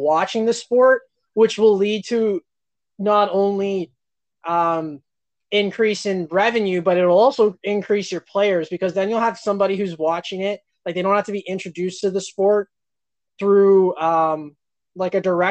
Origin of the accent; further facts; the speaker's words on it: Canada; as Canadian floorball fans